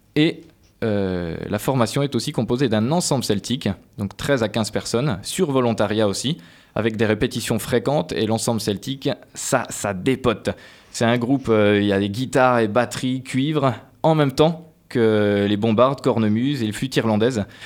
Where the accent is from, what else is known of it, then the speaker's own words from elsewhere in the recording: eastern France, France; also born or lived in Colmar, Alsace / Paris; now in Poitiers, France; je venais de l'Est de, la France, mais j'ai commencé tout de suite sur euh, le trombone, moi, et puis des études après euh, à Colmar en Alsace et à Paris